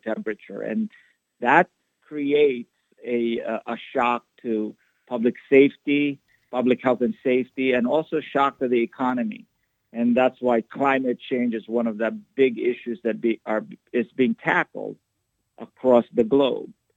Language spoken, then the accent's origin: English; Philippines; moved away as an adult; also born or lived in Iowa, United States / New York City, United States; now in Chicago, United States; I was born there, but I grew up in the Philippines and did all of my schooling in the Philippines